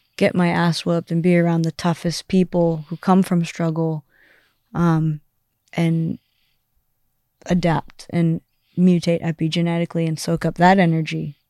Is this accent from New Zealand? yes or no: no; Southern California, United States; also born or lived in Amsterdam; I'm from Southern California where it's sunny all the time